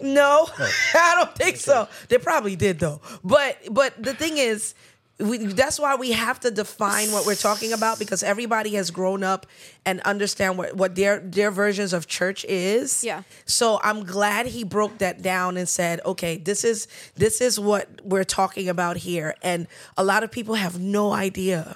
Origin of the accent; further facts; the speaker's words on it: New York, United States; We were born and raised in New York.